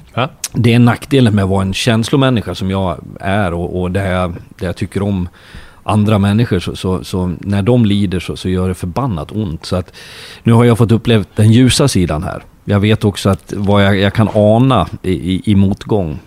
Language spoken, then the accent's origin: Swedish; Leksand, Dalarna County, Sweden; now in Norway; jag kommer ju från Leksand